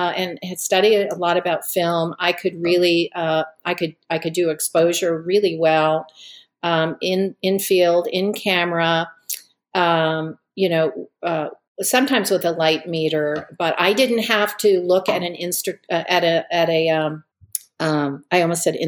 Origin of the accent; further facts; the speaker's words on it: Connecticut, United States; moved away as an adult; also born or lived in Charlottesville, Virginia / Missoula, Montana; I was raised in Connecticut